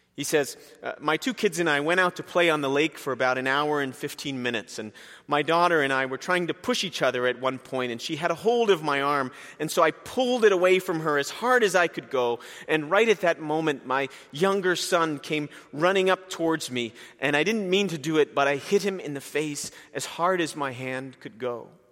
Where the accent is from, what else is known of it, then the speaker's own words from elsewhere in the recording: Princeton, New Jersey, United States; I was born and raised in Princeton, New Jersey